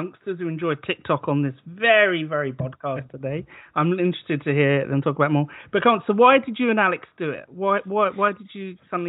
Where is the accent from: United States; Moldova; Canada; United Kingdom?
United Kingdom; That's how we like to do foreign travel in Britain.